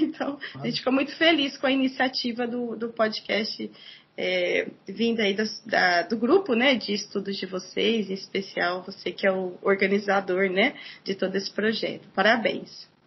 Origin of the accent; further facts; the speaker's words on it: Ribeirão Preto, São Paulo, Brazil; moved away; also born or lived in Ourinhos / Presidente Prudente; minha cidade natal, Ribeirão Preto, né, no interior de São Paulo